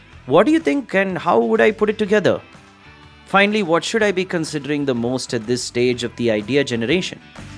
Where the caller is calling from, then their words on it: Washington, District of Columbia, United States; I'm calling from Washington, D.C.